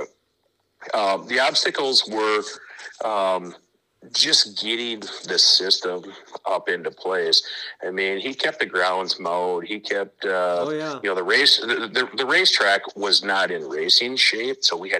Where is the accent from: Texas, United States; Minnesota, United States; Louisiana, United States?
Minnesota, United States; Windom; I grew up in Windham, Minnesota, and which was very close to Jackson Motorplex.